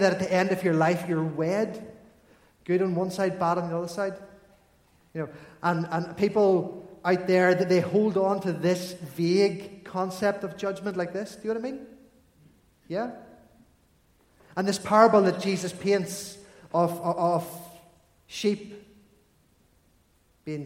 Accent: Armagh, Northern Ireland, United Kingdom; I grew up in Armagh

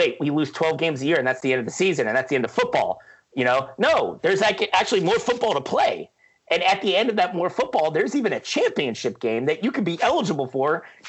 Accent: Northeast Ohio, United States; I am from Northeast Ohio.

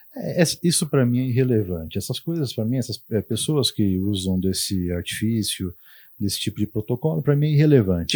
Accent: Tupã, São Paulo, Brazil; accent: caipira; moved away as an adult; now in Marília, Brazil; eu, minhas irmãs, nascemos em Tupã, a gente foi criado em Tupã

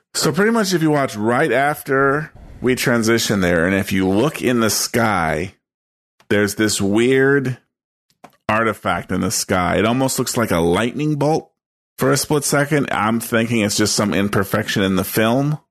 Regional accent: East Coast, United States; I grew up on the east

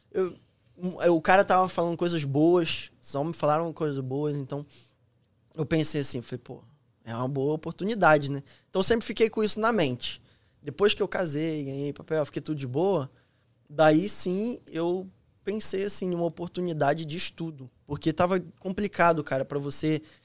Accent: Nova Iguaçu, Rio de Janeiro, Brazil; moved away as an adult; also born or lived in Petrópolis; now in Florida, United States; sou do Rio de Janeiro, fui, nasci na, no Rio de Janeiro mesmo, mas é, de, minha infância passou ali em Nova Iguaçu

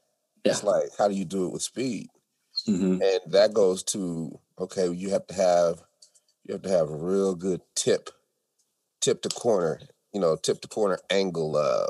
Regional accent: New York, United States; the people who are hardcore, we're from New York, we don't like nobody.

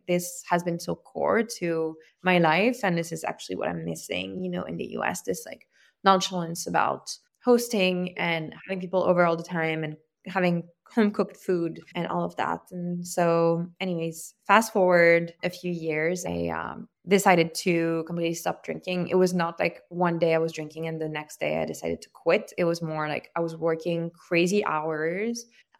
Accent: Lyon, Auvergne-Rhône-Alpes, France; moved away as an adult; also born or lived in south of France; now in United States; I grew up in France and I moved to the US for college. I grew up in Lyon, between Lyon and the south of France, and, you know, in definitely a very like boozy family, because, you know, I live like near wine country

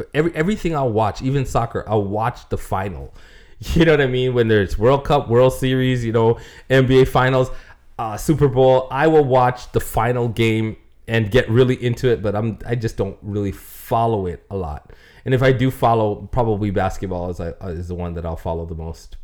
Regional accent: Toronto, Ontario, Canada; I'm from Toronto

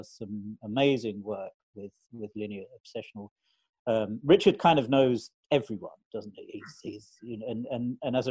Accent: London, United Kingdom; moved away as an adult; also born or lived in Australia; I'm from London originally

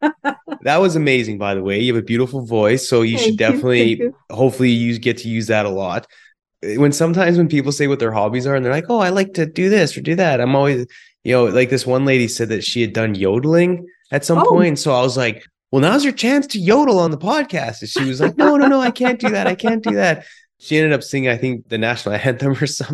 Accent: British Columbia, Canada; also born or lived in Calgary, Alberta; now in Houston, United States; from born in Calgary, raised in British Columbia

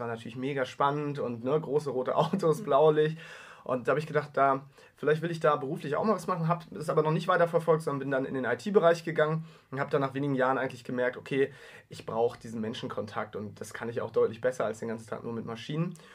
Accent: Heide, Schleswig-Holstein, Germany; Ich komme aus der Kleinstadt, Heide in Schleswig-Holstein, knapp 20.000 Einwohner

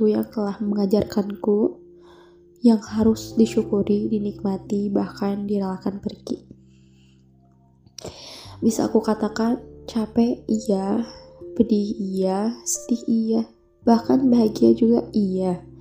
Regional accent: Garut, West Java, Indonesia; asal dari Garut.

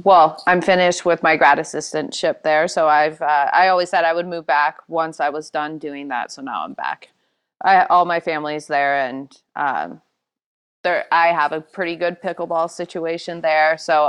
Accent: Spokane, Washington, United States; No, I'm from Eastern Washington, from Spokane.

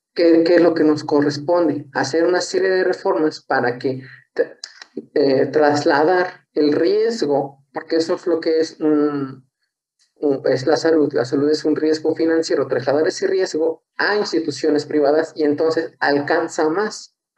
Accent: San Luis Potosí, Mexico; soy de San Luis

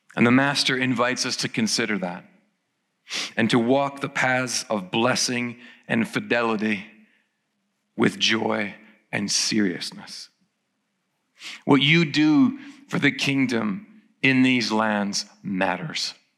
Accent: Ireland; I turn up in my hometown

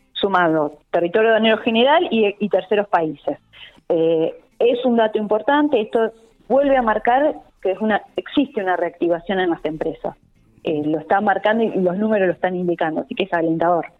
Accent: La Pampa, Argentina; como pampeana

